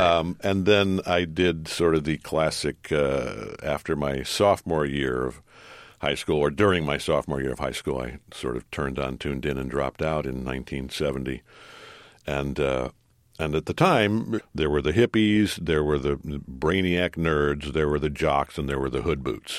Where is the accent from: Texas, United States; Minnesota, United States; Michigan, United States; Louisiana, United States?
Michigan, United States; Detroit; my hometown, Detroit Tigers